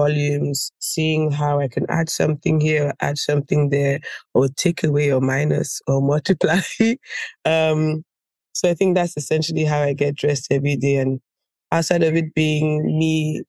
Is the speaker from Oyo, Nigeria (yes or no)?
no; Lagos, Nigeria; moved away; also born or lived in Ghana / Paris, France; growing up in Africa and going to school also in another African country, which was Ghana